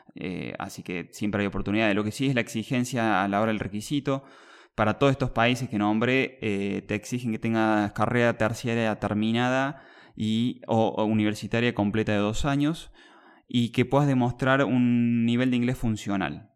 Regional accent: Argentina; yo tengo 32 años, eh, soy de Argentina

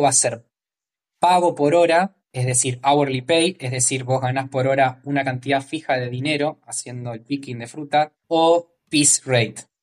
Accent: Morón, Buenos Aires Province, Argentina; moved away as an adult; now in Australia; yo soy de Morón, eh, zona oeste, Gran Buenos Aires, Argentina

